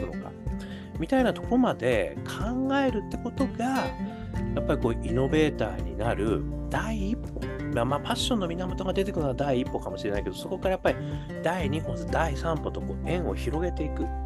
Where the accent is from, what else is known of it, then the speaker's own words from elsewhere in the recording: Hokkaido, Japan; 我がふるさとの北海道